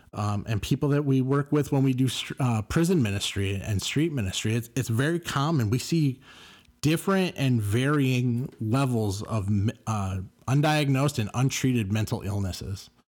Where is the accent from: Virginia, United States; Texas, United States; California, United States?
California, United States; Carson; And he turned and looked, and I said, I'm from Carson. Friends are from Carson.